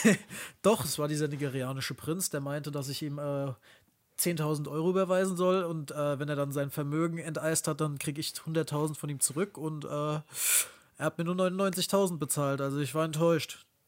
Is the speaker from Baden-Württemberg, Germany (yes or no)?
no; near Frankfurt, Hesse, Germany; moved away; Wir kommen ja aus der Nähe von Frankfurt ursprünglich